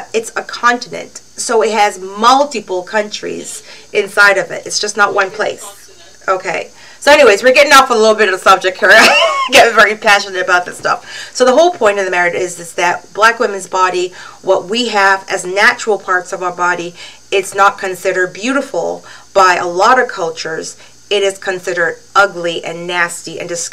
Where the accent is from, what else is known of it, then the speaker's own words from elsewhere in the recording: Barbados; now in Canada; When I first came here, they'll say, where are you from? I say, Barbados